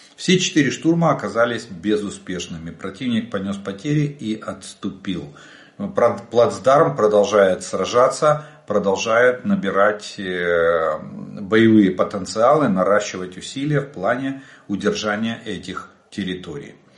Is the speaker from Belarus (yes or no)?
no; Ukraine; мы из Украины.